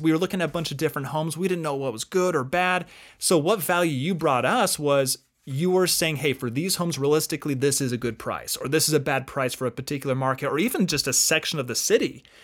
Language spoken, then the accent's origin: English; Utah, United States; also born or lived in Arizona; I grew up here in Utah